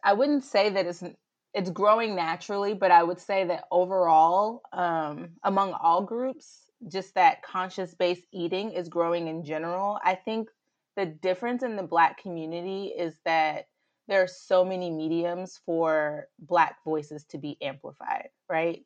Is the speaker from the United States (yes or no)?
yes; the South, United States; accent: Southern drawl; moved away as an adult; now in Chicago, United States; I'm originally from the South